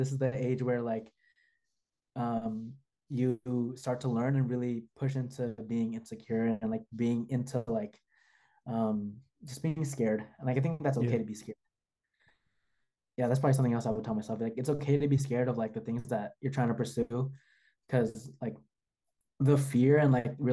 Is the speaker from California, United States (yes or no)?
yes; the Bay Area, California, United States; I'm from the Bay too